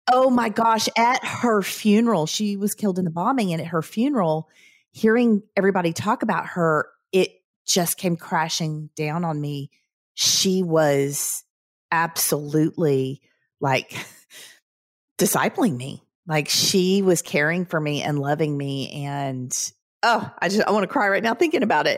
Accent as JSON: {"language": "English", "region": "the South", "country": "United States", "tie": "born or raised there", "said": "growing up in the South"}